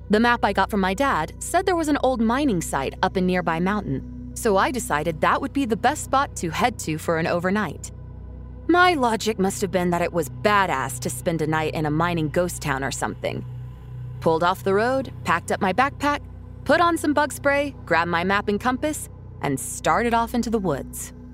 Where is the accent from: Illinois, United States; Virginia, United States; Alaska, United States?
Alaska, United States; Anchorage; I was born and raised in Anchorage, the only big city in the state.